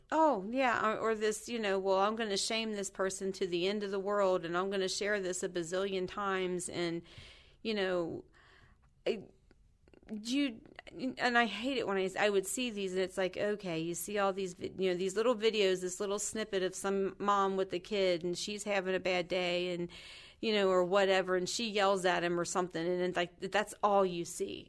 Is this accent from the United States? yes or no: yes; Kentucky, United States; I grew up in Kentucky